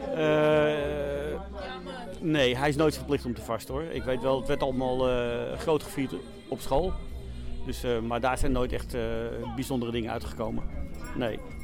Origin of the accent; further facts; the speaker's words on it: Amsterdam, North Holland, Netherlands; moved away as an adult; ik kom uit Amsterdam-West vandaan